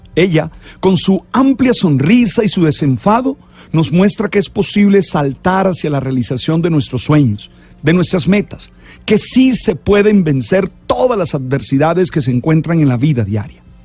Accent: Colombia

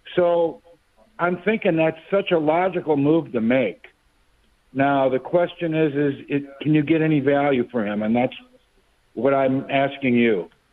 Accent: Wisconsin, United States; now in St. Louis, United States; I was brought up and raised in Wisconsin

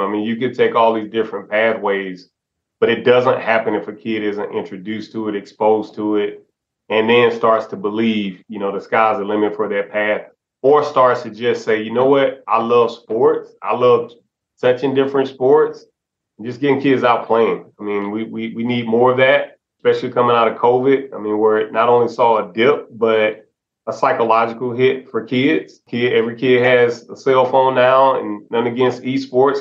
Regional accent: Alabama, United States; my my home state of Alabama

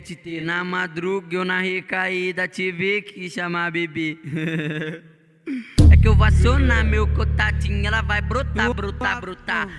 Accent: Belo Horizonte, Minas Gerais, Brazil; Eu, eu vim lá do Morro do Papagaio, tá ligado? Morro do Papagaio, ali na, na zona sul de, de Belo Horizonte

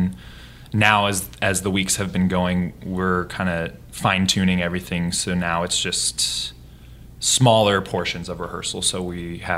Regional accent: Boise, Idaho, United States; now in New York City, United States; And I grew up in Boise, Idaho, but I live in New York City as well.

